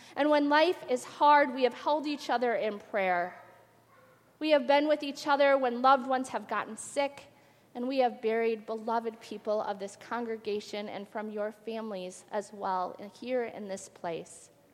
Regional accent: Twin Cities area, Minnesota, United States; also born or lived in Faribault, Minnesota; having gone from Faribault, Minnesota to the back to the Twin Cities area that I was worried, you know, returning to my home town

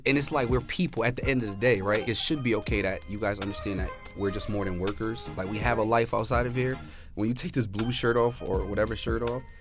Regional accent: New Haven, Connecticut, United States; I think with us, um, like the New Haven residents, when we think of Yale, we think

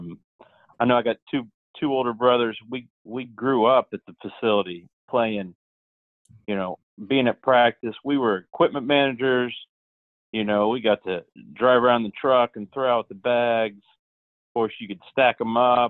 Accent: Pittsburg, Kansas, United States; growing up in Pittsburgh, a small town, you know, where the university is a big part of the town

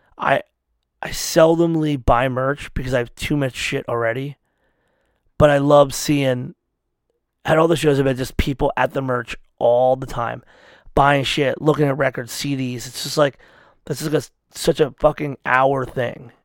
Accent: United States; I'm an American

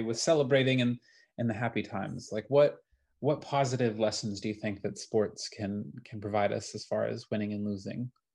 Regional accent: Wisconsin, United States; moved away

